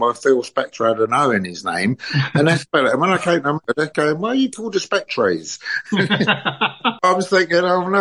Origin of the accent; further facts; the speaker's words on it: London, United Kingdom; accent: Cockney; I'm a pretty born and bred Londoner. I'm even a Cockney